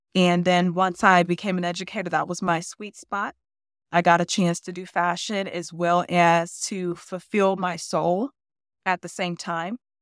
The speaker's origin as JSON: {"language": "English", "town": "Cleveland", "region": "Ohio", "country": "United States", "tie": "born or raised there", "said": "I grew up in the inner city of Cleveland"}